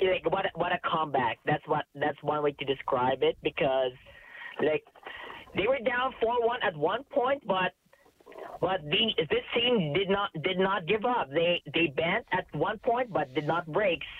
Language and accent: English; Philippines; now in Canada; since when I moved to Canada from the Philippines in 2006